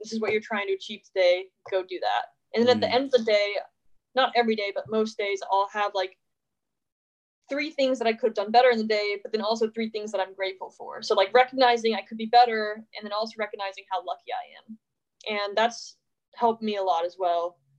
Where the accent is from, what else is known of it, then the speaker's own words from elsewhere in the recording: the South, United States; I'm from the South, so there's a lot of religious stuff that it seems more brainwashy.